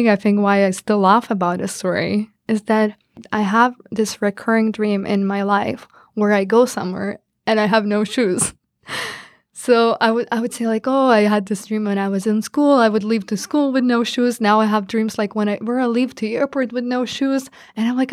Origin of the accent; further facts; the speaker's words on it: Lithuania; moved away as an adult; now in Washington, D.C., United States; I come from Lithuania